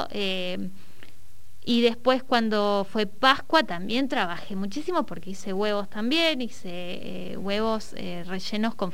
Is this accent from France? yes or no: no; Neuquén, Argentina; tuve una feria en Barrio Williches, que es de donde yo soy